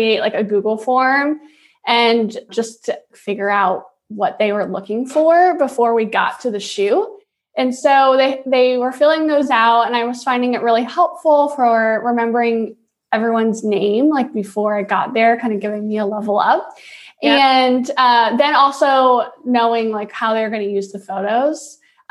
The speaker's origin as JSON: {"language": "English", "town": "Virginia Beach", "region": "Virginia", "country": "United States", "moved": "as an adult", "lives_now": "St. Louis, United States", "said": "I am a transplant from Virginia Beach, Virginia, but I have been here 8 years"}